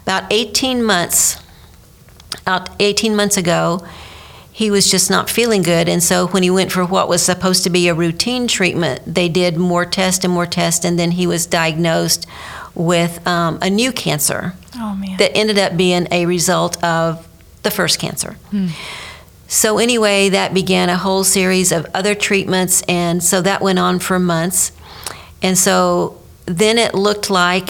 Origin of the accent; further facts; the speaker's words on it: Fort Myers, Florida, United States; I am a Florida native, born and raised in Fort Myers